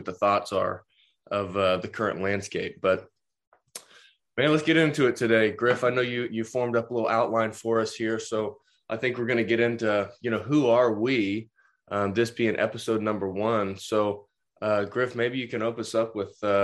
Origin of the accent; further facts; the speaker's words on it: Tulsa, Oklahoma, United States; also born or lived in upstate New York; I'm from Tulsa, Oklahoma